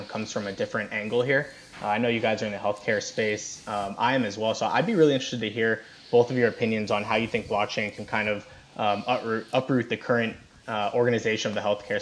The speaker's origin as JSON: {"language": "English", "region": "South Florida", "country": "United States", "tie": "born or raised there", "moved": "yes", "lives_now": "Kentucky, United States", "said": "I grew up in South Florida, and I now live in Kentucky"}